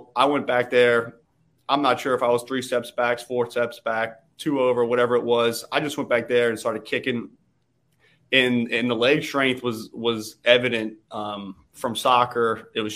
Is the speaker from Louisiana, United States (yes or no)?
yes; New Orleans, Louisiana, United States; moved away as an adult; now in Southern California, United States; Born and raised in New Orleans, Louisiana.